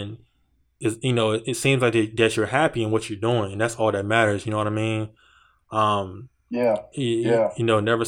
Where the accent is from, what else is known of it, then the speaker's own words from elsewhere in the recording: Virginia, United States; Like, you're from Detroit, I'm from Virginia.